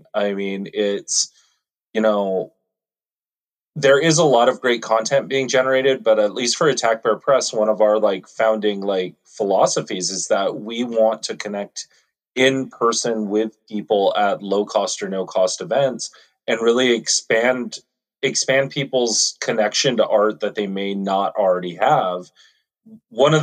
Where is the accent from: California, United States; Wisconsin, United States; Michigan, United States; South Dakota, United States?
California, United States; Los Angeles; I grew up in Southern California. My family moved up to East Los Angeles when I was about 7 or 8.